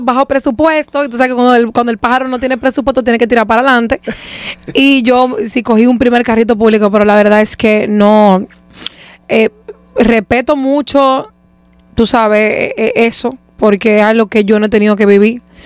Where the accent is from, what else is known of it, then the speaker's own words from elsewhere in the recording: Santo Domingo, Distrito Nacional, Dominican Republic; Yo soy de Leperilla. Yo nací por la zona universitaria y eventualmente me mudaron, a, me mudaron, no voy a decir que me mudé porque yo no me mudé nada, a mí me mudaron a los tres meses de edad para de Y desde entonces he sido de la esperilla.